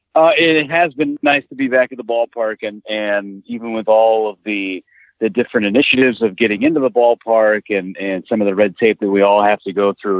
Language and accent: English; Northern California, United States; I grew up in Northern California